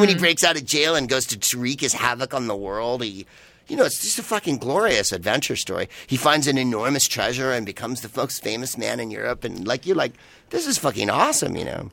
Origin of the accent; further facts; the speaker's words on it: San Francisco, California, United States; I'm from San Francisco